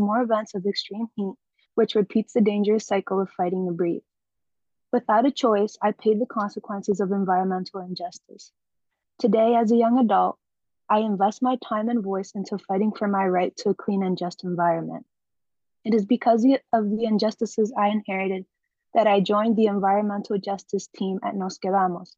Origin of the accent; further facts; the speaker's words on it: New York City, New York, United States; I was born and raised in the South Bronx.